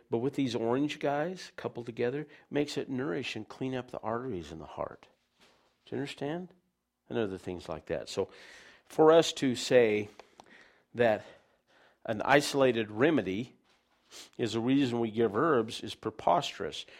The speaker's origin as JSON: {"language": "English", "country": "United States", "said": "I'm an American"}